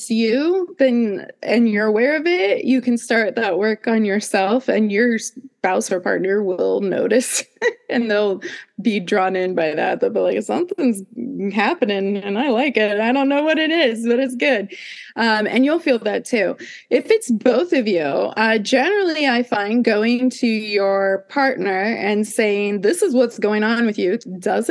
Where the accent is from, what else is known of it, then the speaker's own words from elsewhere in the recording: Midwest, United States; I grew up in the Midwest where it was like Bible Belt